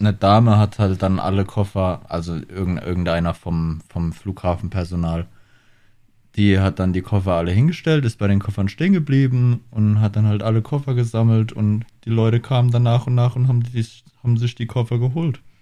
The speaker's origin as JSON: {"language": "German", "country": "Germany", "moved": "yes", "lives_now": "Australia", "said": "bei uns in Deutschland"}